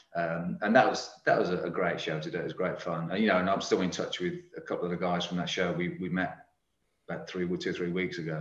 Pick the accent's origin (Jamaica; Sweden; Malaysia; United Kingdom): United Kingdom; Birmingham, West Midlands; I'm a Brummie